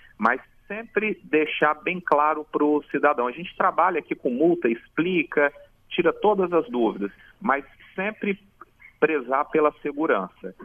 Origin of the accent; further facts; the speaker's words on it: Jardim América, Espírito Santo, Brazil; Jardim América, a minha terra querida onde eu fui criado